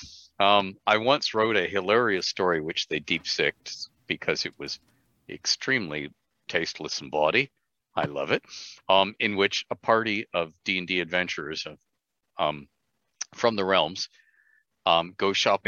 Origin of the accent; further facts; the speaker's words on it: Ontario, Canada; growing up in Ontario with healthcare, Medicare